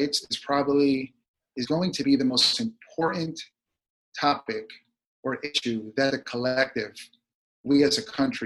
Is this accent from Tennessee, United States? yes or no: no; Virginia, United States; Virginia, my hometown